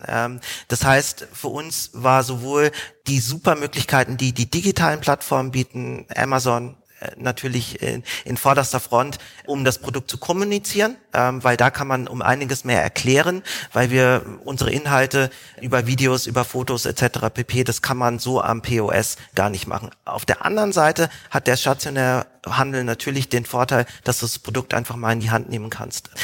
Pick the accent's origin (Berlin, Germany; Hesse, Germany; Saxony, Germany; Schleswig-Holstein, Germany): Hesse, Germany; Frankfurt; moved away as an adult; also born or lived in Hamburg; ich komme ursprünglich aus Frankfurt